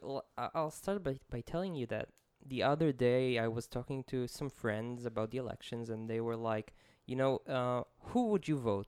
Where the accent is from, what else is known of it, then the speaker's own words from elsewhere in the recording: Israel; accent: Israeli; English is a second language; my horrible Israeli accent